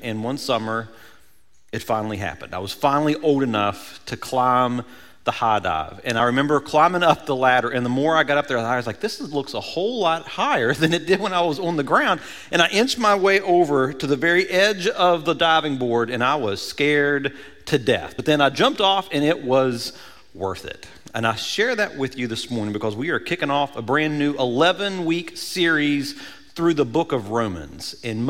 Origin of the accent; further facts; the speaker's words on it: Cross Lanes, West Virginia, United States; When I was growing up, I grew up in Cross Lanes and spent my whole summer pretty much at the local swimming pool.